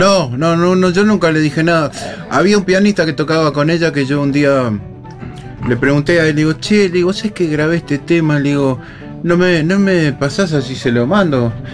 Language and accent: Spanish; Uruguay; como uruguayo